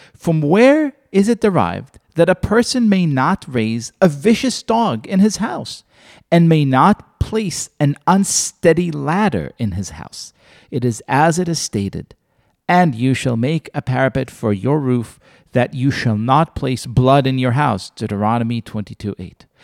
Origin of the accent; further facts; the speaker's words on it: Israel; moved away; I grew up in Israel